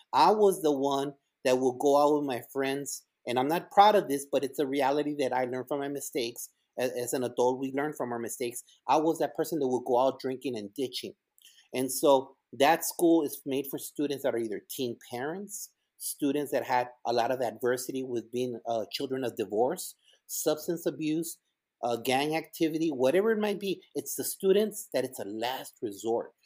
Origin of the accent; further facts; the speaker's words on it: El Paso, Texas, United States; English is a second language; also born or lived in Ciudad Juarez, Chihuahua, Mexico; now in Garland, United States; we moved over from Ciudad Juarez to El Paso, Texas, and all the teachers there at Bonham Elementary